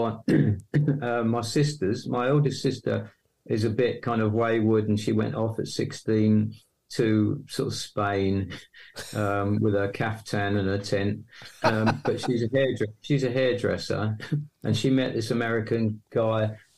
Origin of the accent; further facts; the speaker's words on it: Hornchurch, London, United Kingdom; accent: East London; moved away as an adult; now in Yorkshire, United Kingdom; I was born right in East London, sound of Bow Bells, Cockney and all that. But the moment I was born, I was whisked off to Essex to a place called Hornchurch, which is near Romford. And so I grew up in that area.